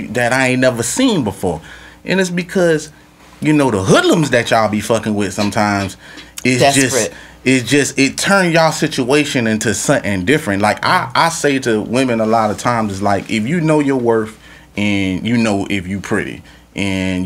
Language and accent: English; Louisiana, United States; moved away; also born or lived in Florida; I'm from Louisiana